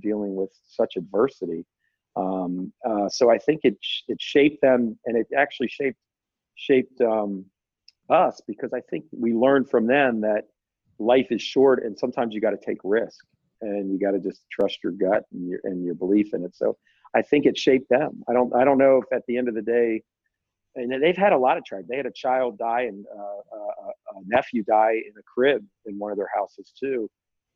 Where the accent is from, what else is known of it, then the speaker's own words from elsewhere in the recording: Bowie, Maryland, United States; growing up in Bowie, Maryland, I lived with a lot of families, large families